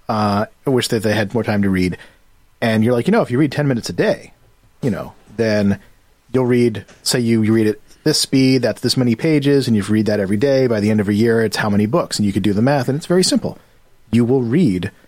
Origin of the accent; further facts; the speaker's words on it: New Jersey, United States; I'm from New Jersey